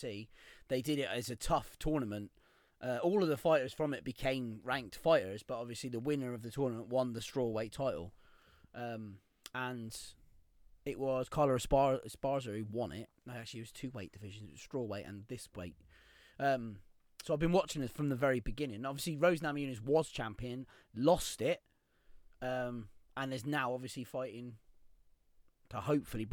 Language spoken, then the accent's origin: English; Cornwall, South West England, United Kingdom; me being Cornish